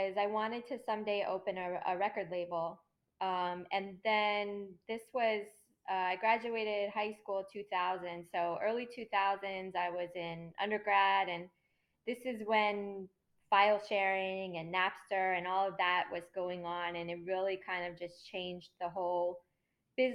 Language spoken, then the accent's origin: English; California, United States; I grew up in California